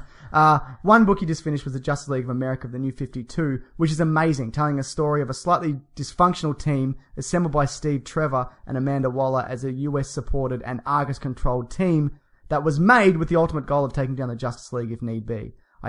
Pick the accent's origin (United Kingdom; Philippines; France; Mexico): United Kingdom; Yeah. Well, we're British, aren't we?